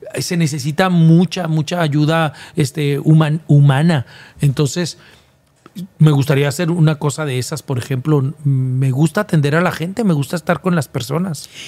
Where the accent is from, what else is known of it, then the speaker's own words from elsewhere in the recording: Guadalajara, Jalisco, Mexico; moved away as an adult; now in Monterrey, Mexico; Sí sé que en Guadalajara está mi casa. En Guadalajara está todos, toda mi parentela